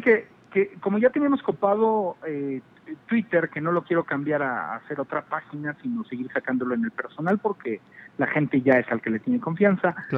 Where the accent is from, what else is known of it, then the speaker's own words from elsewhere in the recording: Mexico; yo vengo de México